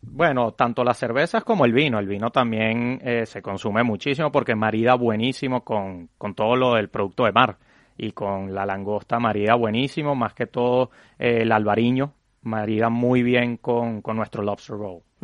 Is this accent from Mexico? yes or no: no; Venezuela; now in Madrid, Spain; nosotros somos una familia de venezolanos que llegamos en el 2016 a, España